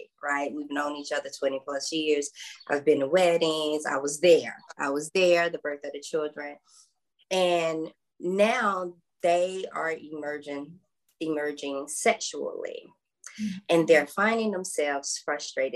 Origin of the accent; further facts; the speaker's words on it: South Georgia, United States; I was raised in South Georgia in the Bible Belt